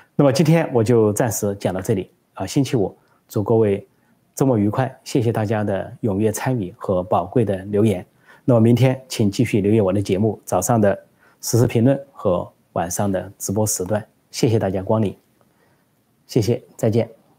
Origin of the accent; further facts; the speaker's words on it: China; moved away; 我在中国成长的时候，后来我到了国外